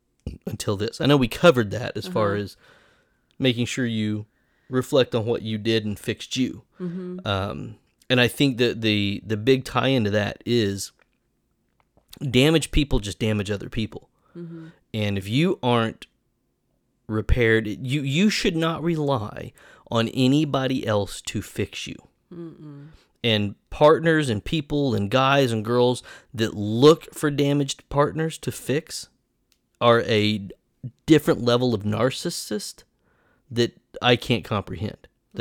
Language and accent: English; Broken Arrow, Oklahoma, United States; now in Jenks, United States; I grew up in Broken Arrow, and I live in Jinx now.